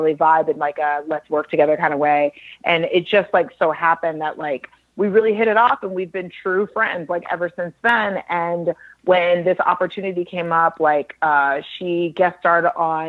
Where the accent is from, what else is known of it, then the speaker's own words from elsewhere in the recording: Dallas, Texas, United States; I grew up in Dallas, Texas